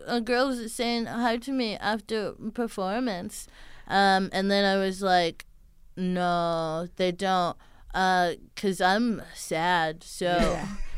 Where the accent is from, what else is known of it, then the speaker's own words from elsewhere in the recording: Houston, Texas, United States; she's from Houston. Like, that's my hometown.